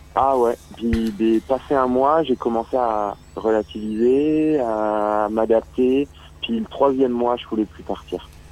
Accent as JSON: {"language": "French", "country": "France", "accent": "French", "moved": "as an adult", "lives_now": "Montreal, Canada"}